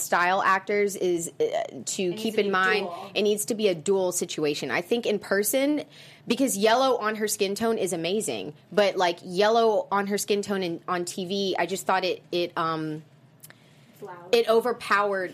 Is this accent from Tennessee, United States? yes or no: no; South Carolina, United States; South Carolina, which is where I'm from